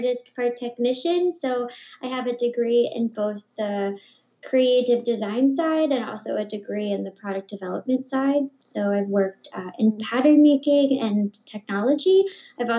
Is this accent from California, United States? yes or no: no; Ohio, United States; moved away as an adult; now in Brussels, Belgium; I'm speaking from Brussels, Belgium, but I'm originally from Ohio